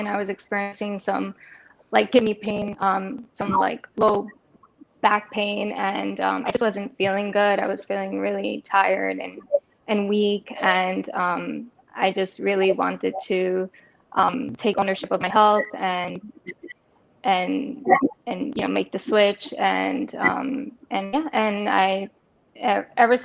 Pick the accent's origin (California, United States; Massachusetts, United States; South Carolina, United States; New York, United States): New York, United States; New York City; now in Puerto Rico; I'm born and raised in New York City, currently living in Puerto Rico